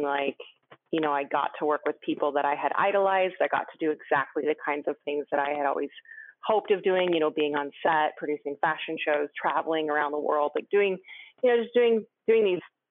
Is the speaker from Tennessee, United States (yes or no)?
no; Rainier Valley, Washington, United States; moved away; also born or lived in Brooklyn; I grew up in Washington in the Rainier Valley